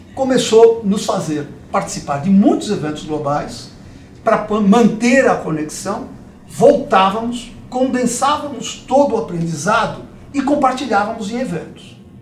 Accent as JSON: {"language": "Portuguese", "region": "São Paulo", "country": "Brazil", "tie": "born or raised there", "also_born_or_lived": "Dois Córregos / Jaú", "said": "Eu nasci aqui em São Paulo, mas depois a carreira de promotor, ele passa por diversas cidades do interior antes de voltar para a capital. Uhum. Então nós acabamos morando em Dois Córregos, Jaú, até chegar em São Paulo de novo. E aqui em São Paulo, eu estudei muito tempo"}